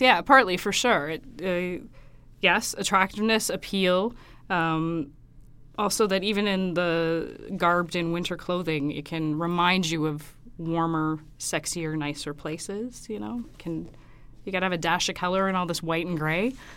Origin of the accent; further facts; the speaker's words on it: Saskatoon, Saskatchewan, Canada; moved away as an adult; also born or lived in Regina / Toronto / Kingston / Ottawa; now in Alberta, Canada; I grew up in Saskatoon, went to school there, went to university in Regina as well